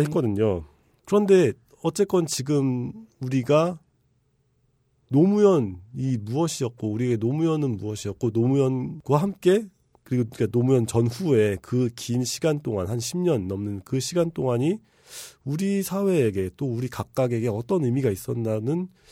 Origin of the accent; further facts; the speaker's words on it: Bucheon, Gyeonggi Province, South Korea; also born or lived in Incheon; 저는 이제 경기도 부천 출신인데